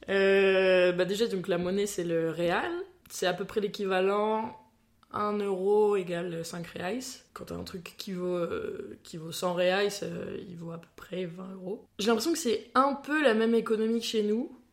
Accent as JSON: {"language": "French", "country": "France", "said": "en tant que petite française"}